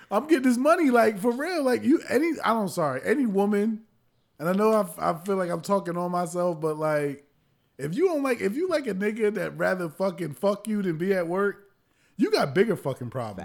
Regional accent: New Jersey, United States; I'm from Jersey

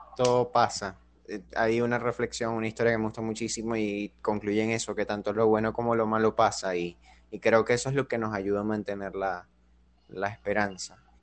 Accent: Venezuela; nosotros crecimos así, como con la idea de que en Venezuela es como que tú te graduabas

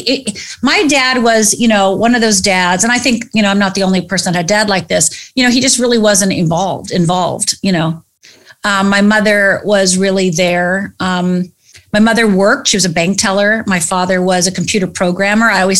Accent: United States; I'm from Upper Michigan, Upper Minnesota. I'm from the Finnish background. I'm actually 100% Finnish

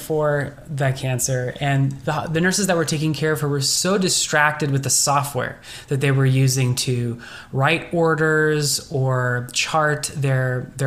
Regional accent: Bay Area, California, United States; I grew up in the Bay Area, so it's all been in this small, you know, little area here

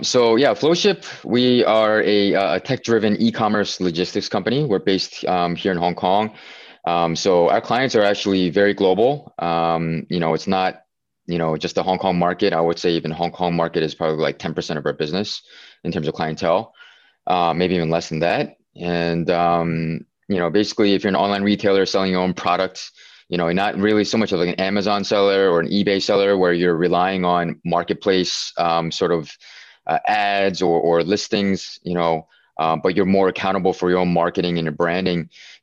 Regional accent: Pennsylvania, United States; Or Pennsylvania.

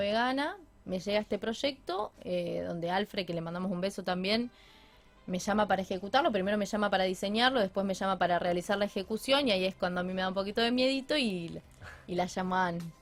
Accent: Rafaela, Santa Fe, Argentina; moved away as an adult; now in Rosario, Argentina; no volvería a Rafaela

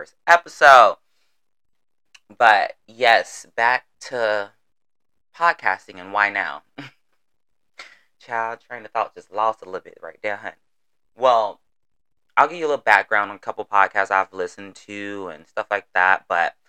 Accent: Florida, United States; accent: southern twang; I'm from the South, Florida to be exact. So while I'm talking, you may get a couple y'alls, finis, twang, all of it.

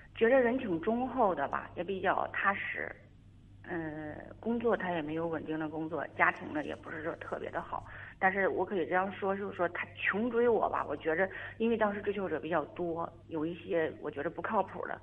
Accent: Northeast China, China; moved away as an adult; 因为我也是东北人，我是东北人，然后远嫁吧，远嫁，由于工作原因，就是在这个另外一个城市

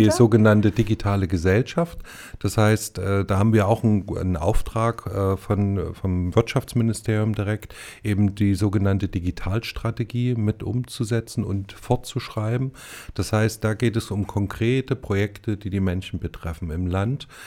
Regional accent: Erfurt, Thuringia, Germany; born there; ich bin gebürtiger Erfurter und denke, dass Erfurt noch ein bisschen Werbung gebrauchen könnte.

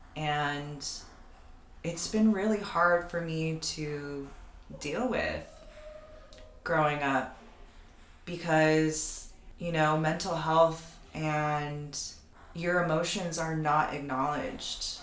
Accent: United States; for Filipinos and Filipino Americans specifically, we exist in such a in between space.

